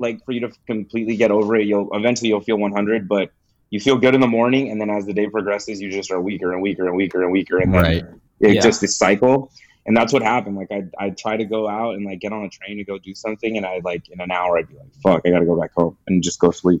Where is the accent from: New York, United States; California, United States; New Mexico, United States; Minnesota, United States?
California, United States; Gardena; I'm from Gardena